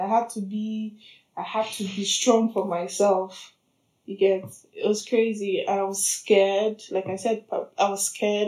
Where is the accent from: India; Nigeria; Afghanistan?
Nigeria; southern Nigeria; moved away as an adult; also born or lived in Ukraine; now in Berlin, Germany; I'm a proud Nigerian woman, black woman from the south, southern part of Nigeria.